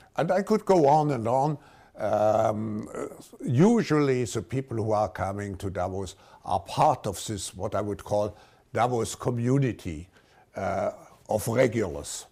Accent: Baden-Württemberg, Germany; I grew up in a, a middle-sized town just, uh, north of Switzerland in Germany.

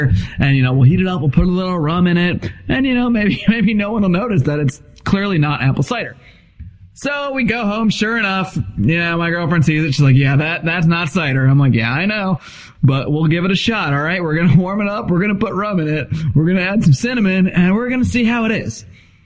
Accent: Connecticut, United States; now in Southern California, United States; I grew up in Connecticut. We had a cider press at my house

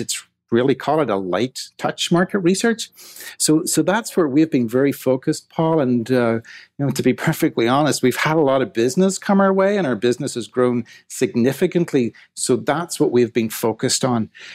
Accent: Ireland; moved away as an adult; also born or lived in Scotland / Manchester; I grew up in Ireland in the seventies and eighties

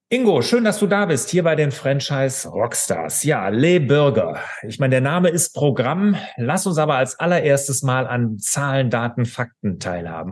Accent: Cologne area, North Rhine-Westphalia, Germany; Jetzt komme ich hier ja aus Deutschland, aus dem Rheinland, hier Köln, die Gegend

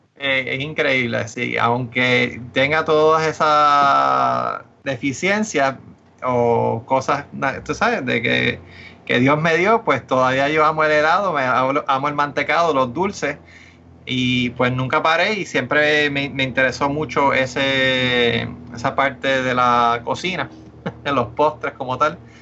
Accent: Puerto Rico; primero yo estudié en, en Puerto Rico toda mi vida. Y este, Eso que yo sé mucho del mercado y he vivido y sé todo lo que está pasando en Puerto Rico, soy puertorriqueño

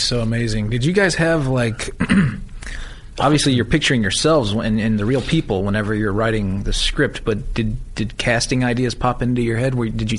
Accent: Salisbury, North Carolina, United States; I grew up in North Carolina. I grew up in Salisbury.

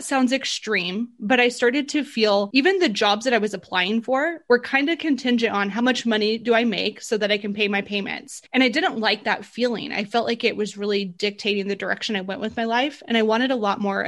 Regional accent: Burley, Idaho, United States; also born or lived in Boise, Idaho; I'm from Burley, Idaho. It's a really small city.

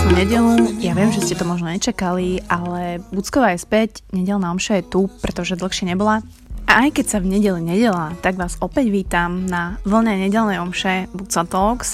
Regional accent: Krasňany, Žilina Region, Slovakia; ako sa hovorí u nás v Krasňanoch

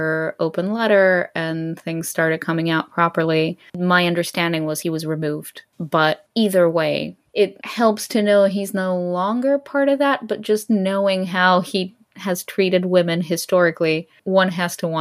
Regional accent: Greece; the one comic book store that existed in my hometown in Greece

